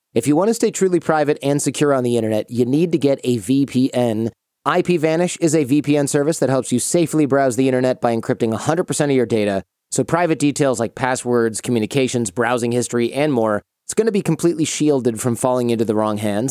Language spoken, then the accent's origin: English; Detroit, Michigan, United States; moved away; growing up in Detroit, I didn't know anybody who owned a business